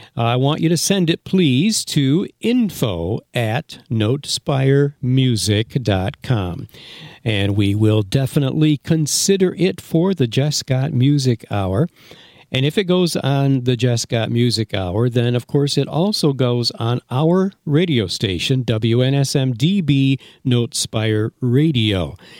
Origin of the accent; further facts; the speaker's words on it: Granville, New York, United States; I grew up in Granville, New York